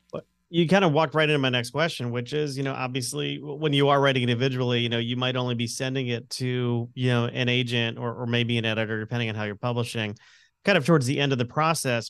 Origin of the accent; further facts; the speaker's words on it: Connecticut, United States; I'm an Irish Italian Catholic from Connecticut